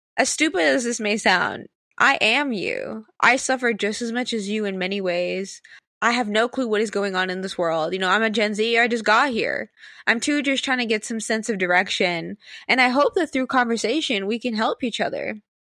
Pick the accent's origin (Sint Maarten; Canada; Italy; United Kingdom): Sint Maarten; I'm from Saint Martin